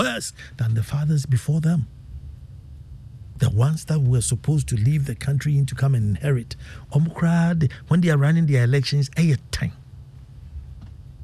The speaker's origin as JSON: {"language": "English", "country": "Ghana", "said": "As a Ghanaian"}